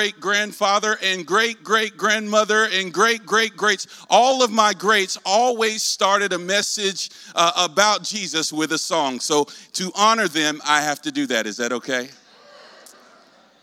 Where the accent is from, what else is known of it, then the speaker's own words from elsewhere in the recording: North Carolina, United States; accent: southern; I'm raised in the Deep South in North Carolina